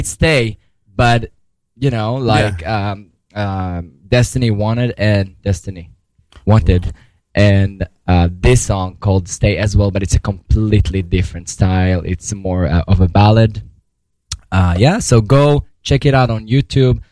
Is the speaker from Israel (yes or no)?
yes; Israel; moved away as an adult; now in New York City, United States; I've been in New York City for almost 13 years. I'm from Israel originally. I mean, you cannot hear because I don't have any accent anymore